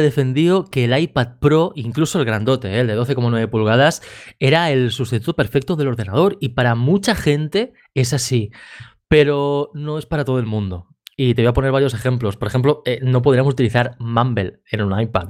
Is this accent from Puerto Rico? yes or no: no; Badalona, Catalonia, Spain; yo aquí de Badalona